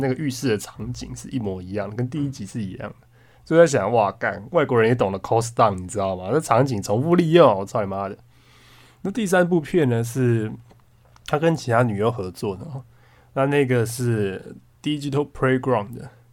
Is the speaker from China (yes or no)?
no; Taiwan; 如果你把它换算成我们台湾人口，就是我们台湾整个台湾，我们岛上外加金门、马祖、澎湖、蓝屿、绿岛啊